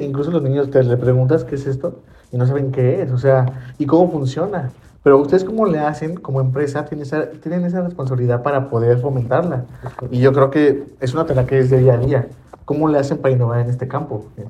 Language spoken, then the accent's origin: Spanish; León, Guanajuato, Mexico; aquí somos de Guanajuato, León